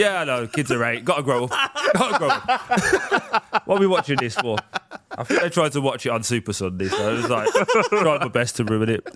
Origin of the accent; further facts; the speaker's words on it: Birmingham, West Midlands, United Kingdom; I grew up in a place called Chelmsford Wood